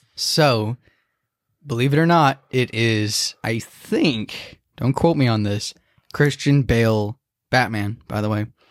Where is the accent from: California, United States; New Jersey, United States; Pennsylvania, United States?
California, United States; Santa Clara; I was born in Santa Clara